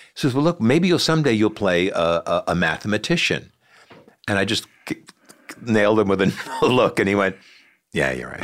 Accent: Sea Cliff, New York, United States; librarian in my hometown in Seacliff

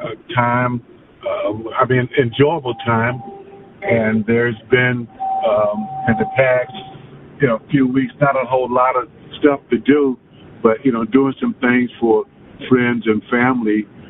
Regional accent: Jacksonville, United States; moved away; my hometown, Jacksonville.

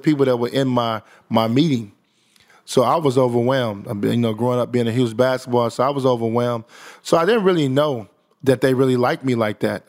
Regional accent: Chicago, Illinois, United States; moved away as an adult; also born or lived in Kentucky; growing up in Chicago for me that led me to Kentucky.

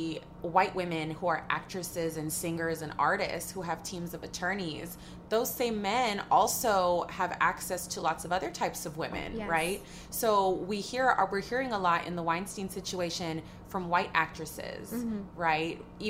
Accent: Los Angeles, California, United States; We're both like born and raised in Los Angeles.

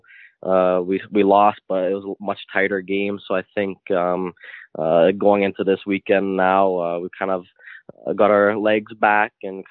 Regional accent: North Bay, Ontario, Canada; moved away; also born or lived in Toronto / Sweden; I'm obviously from North Bay

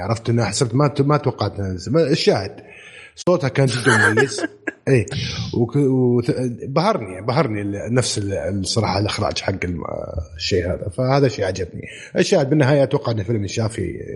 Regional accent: Saudi Arabia; عندنا في السعوديه

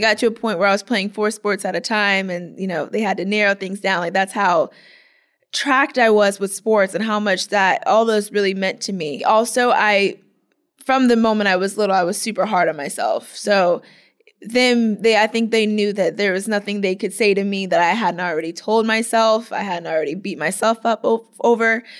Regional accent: Clearwater, Florida, United States; am from Clearwater, Florida

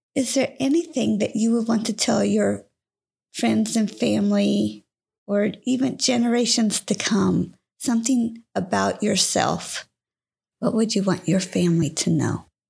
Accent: California, United States; I was born and raised in California

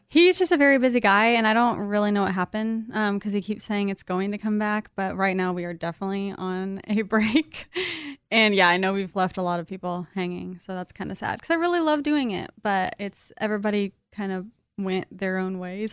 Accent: Kansas, United States; moved away; I'm from Kansas

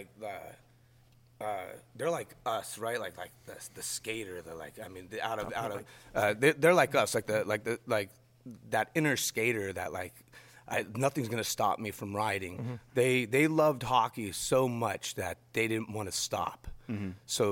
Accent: Escondido, California, United States; also born or lived in Los Alamos, New Mexico; I was born in Escondido in California

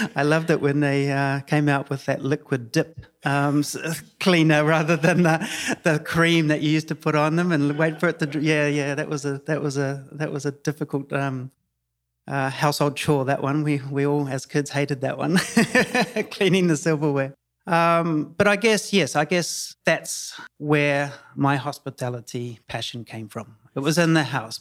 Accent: New Zealand; moved away as an adult; now in Tulum, Mexico; I'm from New Zealand. Uh, born and bred New Zealand.

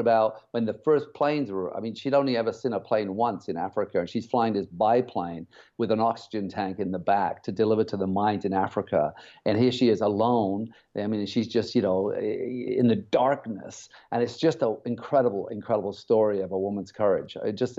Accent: England, United Kingdom; also born or lived in Germany / Cyprus; now in Canada; I grew up in, Germany, Cyprus, and England.

